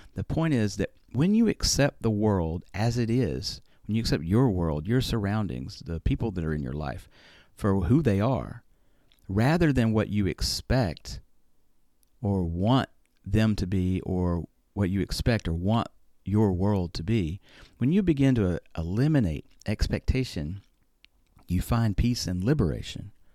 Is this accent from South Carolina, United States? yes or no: no; Alabama, United States; moved away as an adult; now in Japan; I am from Alabama after all